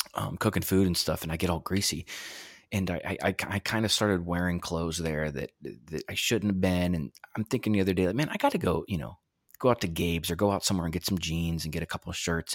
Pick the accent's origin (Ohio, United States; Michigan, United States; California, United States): Ohio, United States; also born or lived in Pittsburgh; now in Erie, United States; I'm from Ohio originally and then lived in Pittsburgh for a while and moved to Erie in two thousand twelve